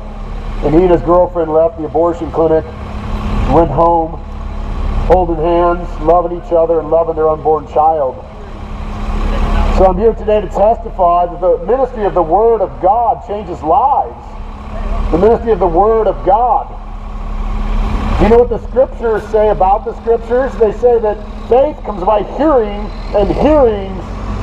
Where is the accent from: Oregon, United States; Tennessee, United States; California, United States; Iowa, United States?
Oregon, United States; Portland; I'm from Portland, Oregon